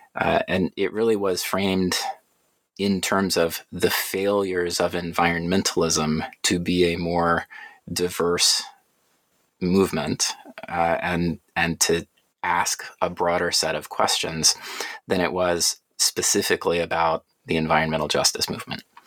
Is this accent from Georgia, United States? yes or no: yes; Atlanta, Georgia, United States; I grew up in Atlanta, went through the public school system there